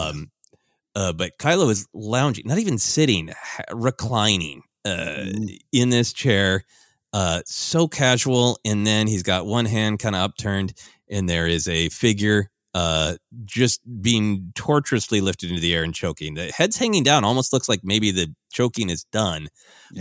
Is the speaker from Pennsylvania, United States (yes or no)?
no; Minnesota, United States; growing up in Minnesota